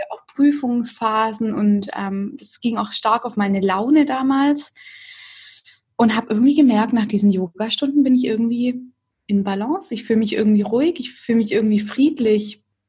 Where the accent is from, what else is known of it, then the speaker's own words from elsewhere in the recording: Stuttgart area, Baden-Württemberg, Germany; now in Stuttgart, Germany; Ich komme eigentlich aus der Umgebung von Stuttgart